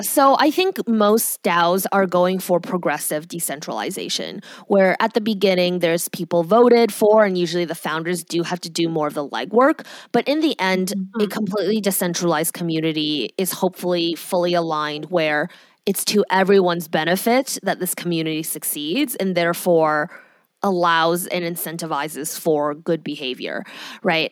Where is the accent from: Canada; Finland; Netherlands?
Canada; I'm Canadian.